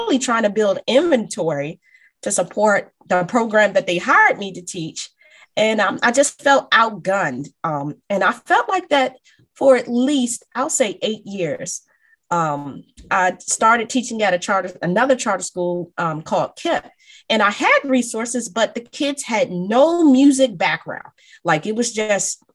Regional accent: Prince George's County, Maryland, United States; also born or lived in Washington, D.C. / Baltimore; I'm originally from Maryland. I was born in DC and moved to the suburbs of Maryland. I am a product of Prince George's County Public Schools

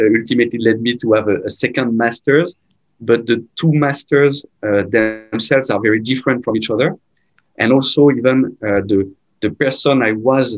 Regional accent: Rouen, Normandy, France; moved away as an adult; now in Malaysia; I'm from Normandy. And so I'm sure if you know, Normandy is very close by Paris, which is, of course, the anchor point for everyone in France, from a city called Rouen.

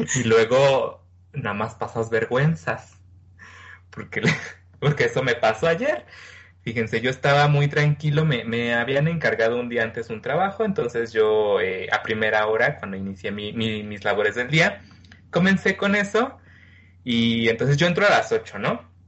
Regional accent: Mexico; soy mexicano

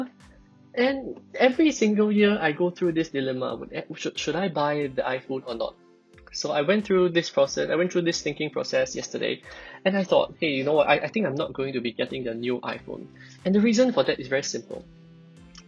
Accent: Singapore; I'm a Singaporean, and I went the route of a normal primary school, secondary school, JC, local uni

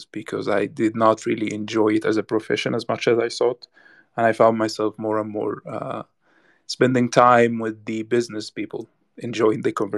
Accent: Damanhour, Beheira, Egypt; I'm from Egypt, like you mentioned before, specifically from a place called Damanhour in the northern part of Egypt.

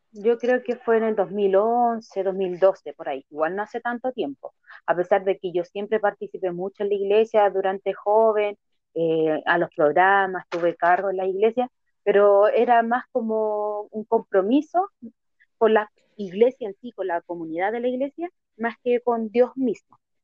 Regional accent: Santiago, Santiago Metropolitan Region, Chile; yo soy de Santiago de Chile

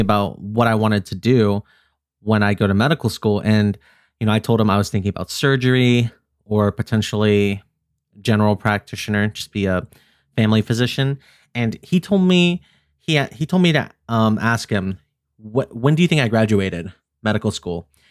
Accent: Philippines; I'm Filipino

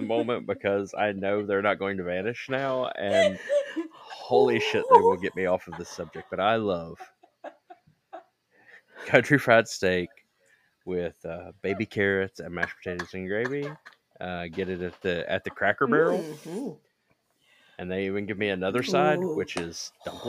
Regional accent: West Virginia, United States; I'm from West Virginia.

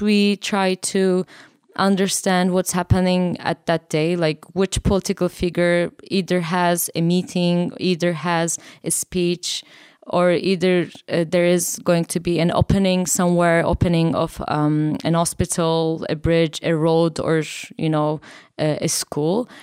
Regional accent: Turkey; I'm from Turkey

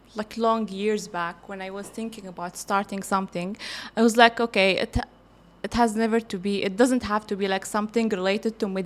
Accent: Libya; now in Qatar; I'm from Libya

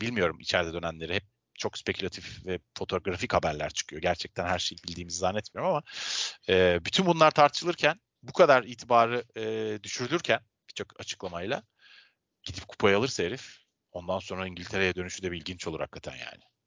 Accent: Istanbul, Turkey; ben Avrupa yakasında doğdum, büyüdüm, yaşıyorum.

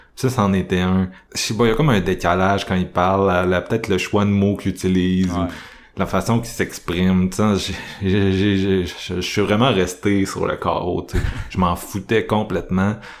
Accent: Quebec City, Quebec, Canada; je viens de Québec.

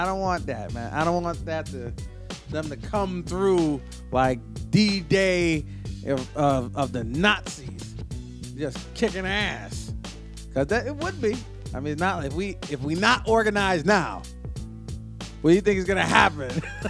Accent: New York, United States; In New York, you know what the cool part about being a New Yorker was?

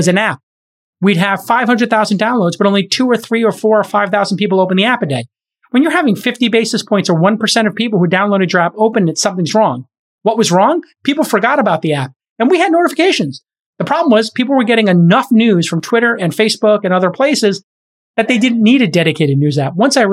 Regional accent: New York City, New York, United States; my hometown in Bay Ridge along 4th Avenue

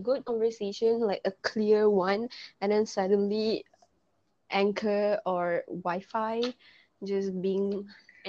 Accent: Malaysia; I'm not Italian or Spanish. I'm Malaysian.

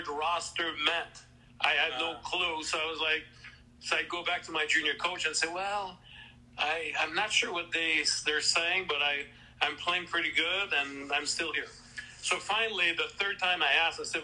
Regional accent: Canada; first language French; English is a second language; I barely spoke English back then. I must mention that part. I was, you know, French-Canadian.

